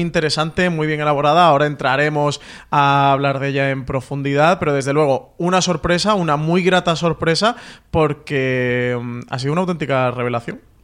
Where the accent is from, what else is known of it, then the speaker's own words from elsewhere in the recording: Andalusia, Spain; como buen andaluz